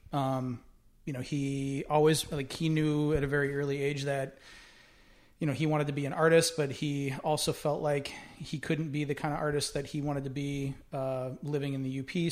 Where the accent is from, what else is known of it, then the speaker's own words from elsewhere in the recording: Winona, Minnesota, United States; growing up in Winona, Minnesota